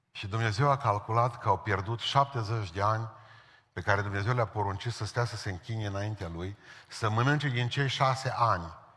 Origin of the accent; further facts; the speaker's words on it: Romania; în țară la noi